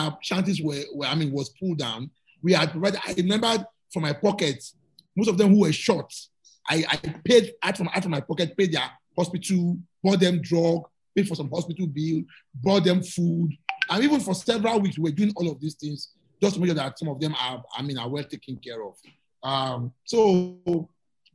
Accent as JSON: {"language": "English", "region": "Lagos", "country": "Nigeria", "tie": "born or raised there", "said": "My childhood, I was born in Morocco. Morocco is just down the road."}